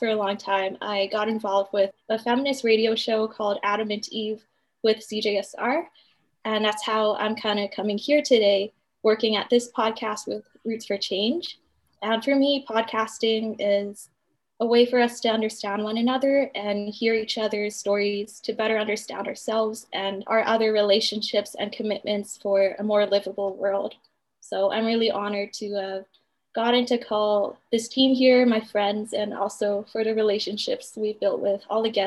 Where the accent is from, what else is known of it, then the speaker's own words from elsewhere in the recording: Edmonton, Alberta, Canada; I grew up here in Miskwichi, Wiskayin, or so-called Edmonton, since I was about 5